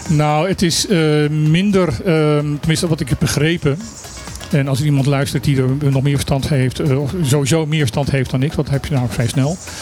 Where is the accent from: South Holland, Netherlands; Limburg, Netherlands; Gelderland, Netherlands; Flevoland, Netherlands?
Limburg, Netherlands; wij zijn het zuiden van Nederland. Het zuidelijkste puntje van Nederland